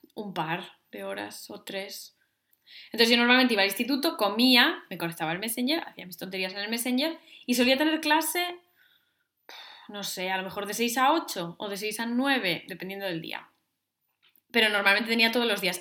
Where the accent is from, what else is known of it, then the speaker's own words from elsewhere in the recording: Navia, Asturias, Spain; antes de salir en Navia, en mi pueblo